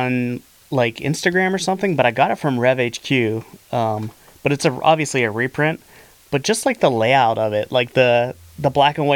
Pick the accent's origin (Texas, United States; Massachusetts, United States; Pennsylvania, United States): Pennsylvania, United States; Clearfield; I'm from Clearfield, PA, which is about 45 minutes from here. Small town.